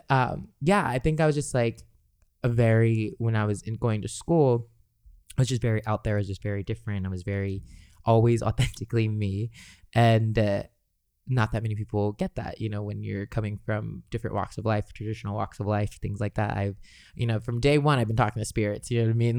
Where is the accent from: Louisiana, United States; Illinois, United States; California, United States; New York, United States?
California, United States; Los Angeles; growing up in Los Angeles, uh, as a Los Angeles local